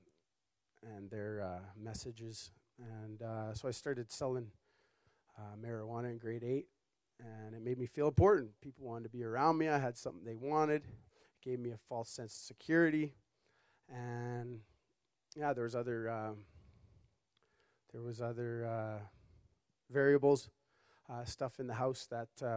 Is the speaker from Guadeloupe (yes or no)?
no; Toronto, Ontario, Canada; I was born in Toronto, 1984, Mount Sinai Hospital